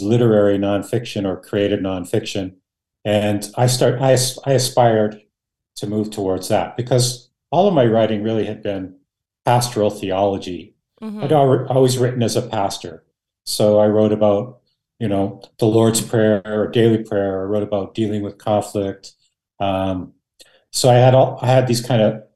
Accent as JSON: {"language": "English", "country": "Canada", "tie": "born or raised there", "first_language": "Dutch", "second_language": "English"}